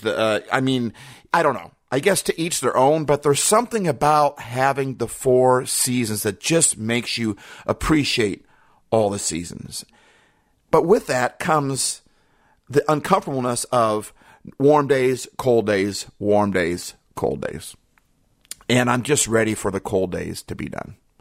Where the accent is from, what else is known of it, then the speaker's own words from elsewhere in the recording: Midwest, United States; also born or lived in Minnesota / Iowa / Wisconsin; I grew up in the Midwest, Minnesota, Iowa, Wisconsin